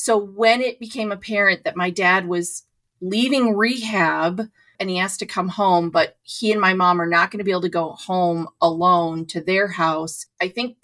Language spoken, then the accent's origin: English; Ohio, United States; moved away; also born or lived in New York; I'm from Ohio.